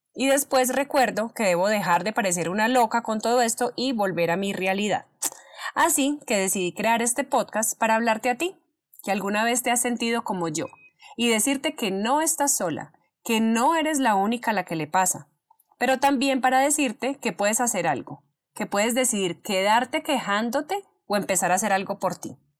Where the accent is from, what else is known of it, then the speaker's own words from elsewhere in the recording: Colombia; soy una mujer colombiana